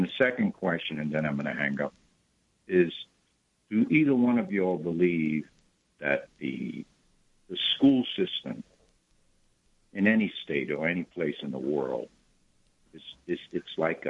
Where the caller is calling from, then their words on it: Harlem, New York, United States; Good morning. I'm from Harlem, New York.